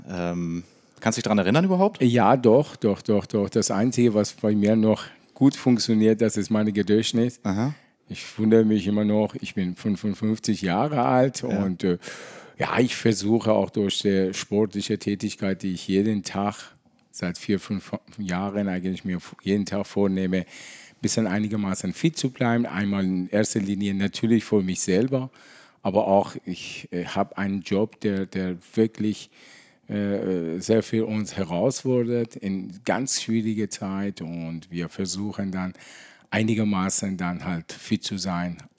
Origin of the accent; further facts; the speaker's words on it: Iran; now in Germany; Als Iraner war auch damals nicht so einfach